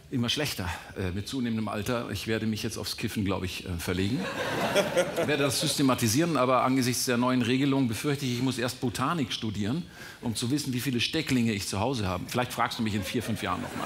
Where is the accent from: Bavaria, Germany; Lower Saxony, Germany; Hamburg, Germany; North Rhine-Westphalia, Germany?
Bavaria, Germany; Ich als Bayer